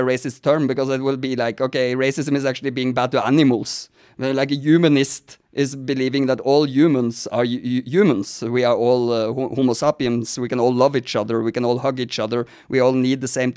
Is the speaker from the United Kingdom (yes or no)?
no; Norway; now in United States; Now I'm sitting talking to you in America, but I'm actually Scandinavian. I'm from Norway